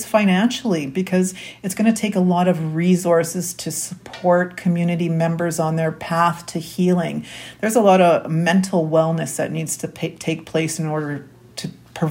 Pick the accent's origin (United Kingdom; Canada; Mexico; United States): Canada; Winnipeg, Manitoba; I was born and raised here in Winnipeg, Manitoba